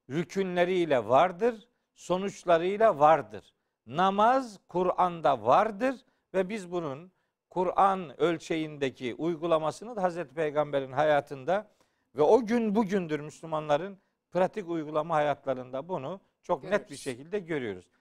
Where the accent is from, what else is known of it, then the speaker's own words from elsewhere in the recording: Black Sea Region, Turkey; Bizim Karadeniz'de çok olur